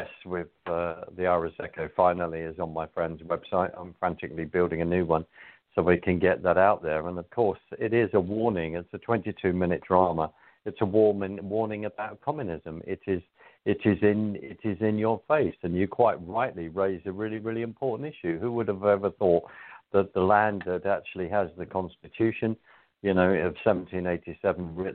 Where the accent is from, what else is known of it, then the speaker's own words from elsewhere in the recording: London, United Kingdom; accent: London; I don't have my Texas drawl. I have my London accent, temporarily